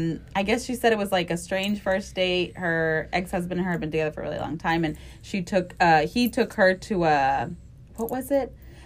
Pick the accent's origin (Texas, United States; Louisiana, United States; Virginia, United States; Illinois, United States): Texas, United States; Mission; moved away as an adult; now in Houston, United States; I was from Mission, from the Valley. And I came here to Houston because we have a lot of family that lived here.